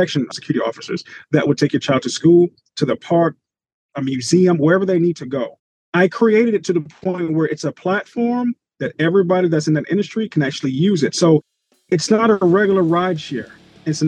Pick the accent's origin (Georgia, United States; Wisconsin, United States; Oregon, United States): Georgia, United States; Atlanta; also born or lived in Long Island, New York / Broward County, Florida; originally, I'm from Long Island, New York. Grew up there until I was 9. Moved to Atlanta, Georgia. And I've been here ever since